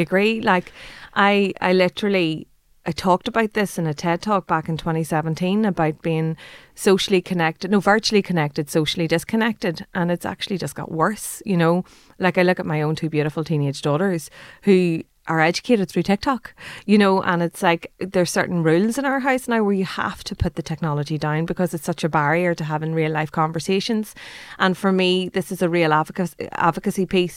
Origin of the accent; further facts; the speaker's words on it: Ireland; we as Irish people